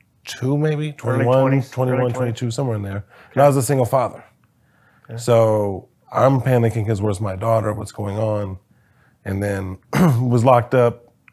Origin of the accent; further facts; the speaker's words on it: Springfield, Ohio, United States; born there; also born or lived in Wisconsin / Texas; I was born in Springfield, Ohio, moved to Wisconsin, Texas, Ohio, just kind of all over the place.